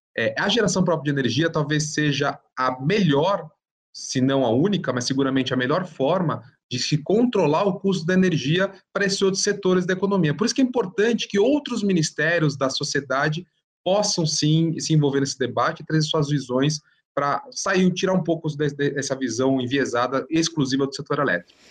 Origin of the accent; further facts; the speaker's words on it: São Paulo, Brazil; eu sou paulista, mas eu falo CNPE também